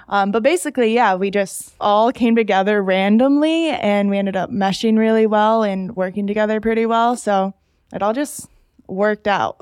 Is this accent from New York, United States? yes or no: yes; Salamanca, New York, United States; moved away as an adult; also born or lived in Buffalo, New York; now in Raleigh, United States; this small Native American reservation called Salamanca